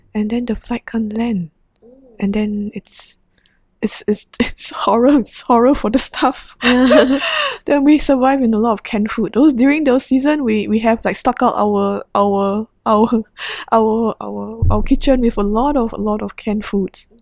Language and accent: English; Singapore; the Singaporean nurse